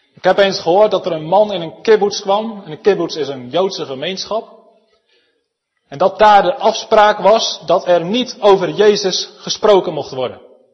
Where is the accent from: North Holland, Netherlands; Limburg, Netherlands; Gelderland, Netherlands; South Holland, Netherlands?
Gelderland, Netherlands; Elspeet; Zelf kom ik uit Elspet, waar we een prachtige schaapskooi